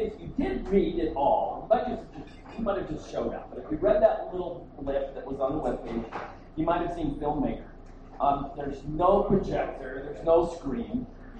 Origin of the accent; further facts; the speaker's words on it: Scottsbluff, Nebraska, United States; moved away as an adult; also born or lived in Kentucky / Ohio; now in Denver, United States; So it started in Scotts Bluff, Nebraska